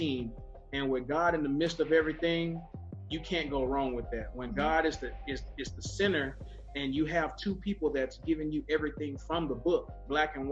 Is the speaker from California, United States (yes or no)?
yes; California, United States; This is my wife, Angelica. We're from California